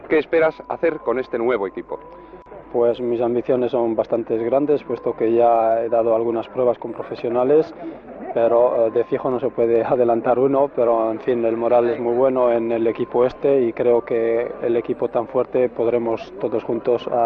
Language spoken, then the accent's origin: Spanish; Spain; now in France; hace 10 años que salí de España para Francia y es donde he estado hasta ahora.